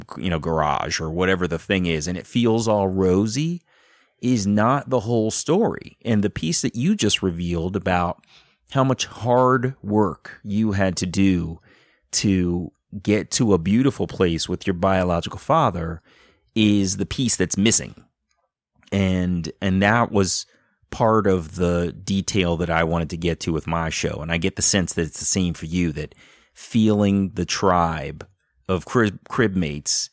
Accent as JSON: {"language": "English", "town": "Columbia", "region": "Maryland", "country": "United States", "tie": "born or raised there", "said": "I grew up amazing, you know, had an amazing life in Columbia, Maryland"}